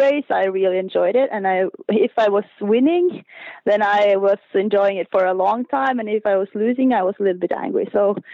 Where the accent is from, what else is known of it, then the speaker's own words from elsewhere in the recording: Oppdal, Trøndelag, Norway; No, I'm from Uppdal. It's about 2-hour drive from Trondheim.